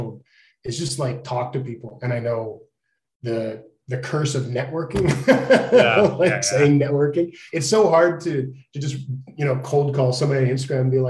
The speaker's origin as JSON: {"language": "English", "town": "Edmonton", "region": "Alberta", "country": "Canada", "tie": "born or raised there", "said": "I grew up in Edmonton in like the late 80s."}